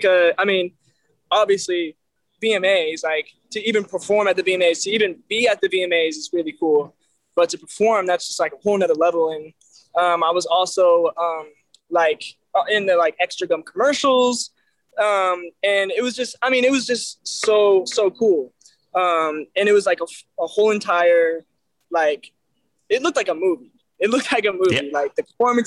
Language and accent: English; Belleville, Illinois, United States; Skyview is actually a drive-in movie theater in my hometown. And, you know, like I said, it's a small town, nothing